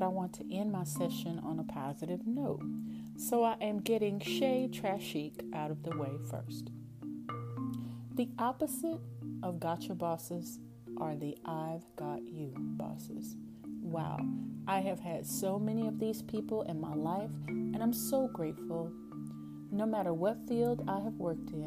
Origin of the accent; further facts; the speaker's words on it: East Texas, United States; accent: East Texas; my East Texas accent